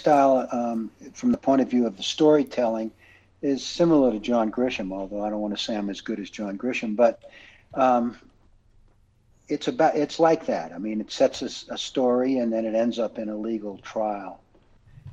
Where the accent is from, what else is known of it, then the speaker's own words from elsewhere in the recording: Louisiana, United States; I grew up in Louisiana, and I lived in the Cajun country for a while when I went to graduate school